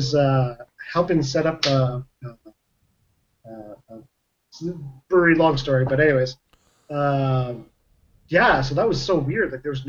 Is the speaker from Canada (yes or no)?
yes; Manitoba, Canada; moved away; also born or lived in Brandon, Manitoba / Winnipeg, Manitoba / Morden, Manitoba; I was actually born and raised in Manitoba.